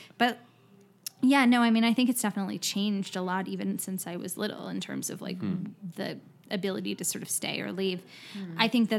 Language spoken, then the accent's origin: English; New Mexico, United States; moved away; Do I tell people I'm from New Mexico?